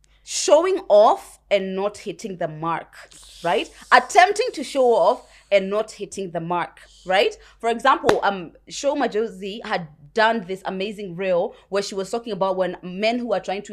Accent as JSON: {"language": "English", "country": "United Kingdom", "tie": "born or raised there", "accent": "British", "said": "when I first got here, even now, my British accent is not so conk, so you can't always know that I was raised there, right?"}